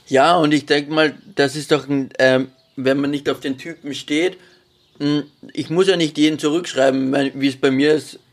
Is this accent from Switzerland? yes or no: no; Austria; weil ich aus Österreich.